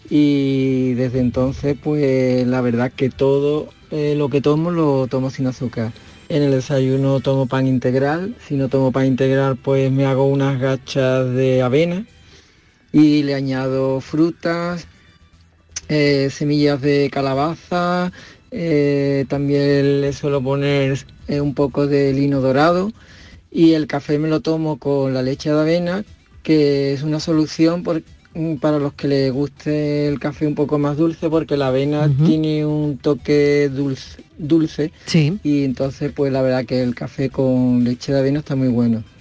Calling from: Jerez de la Frontera, Andalusia, Spain; Eh, buenas tardes … de Jerez.

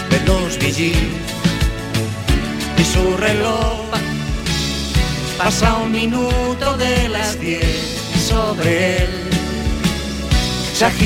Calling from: Granada, Andalusia, Spain; Hola, buenos días … de Granada.

